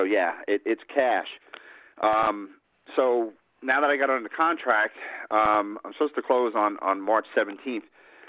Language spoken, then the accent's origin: English; Houston, Texas, United States; Houston, Texas.